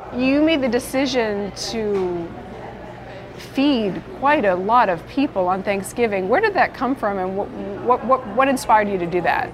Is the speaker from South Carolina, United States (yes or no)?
no; South of Boston, Massachusetts, United States; I'm an Irish South of Boston girl